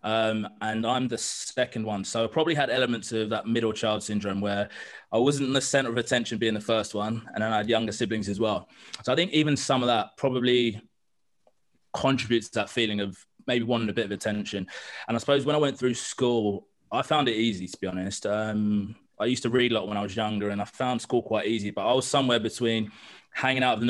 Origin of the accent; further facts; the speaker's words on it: London, United Kingdom; I grew up in East London on the borderline of Essex